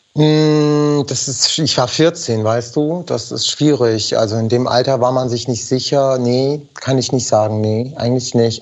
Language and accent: German; Germany; first language German; ich bin hier geboren, ich bin hier aufgewachsen, Deutsch ist meine, mitunter meine Muttersprache